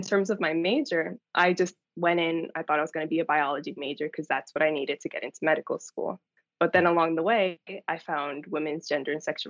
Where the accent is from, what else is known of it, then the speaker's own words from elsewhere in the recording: New York, United States; moved away as an adult; also born or lived in Atlanta, Georgia; I was born in New York and raised in New York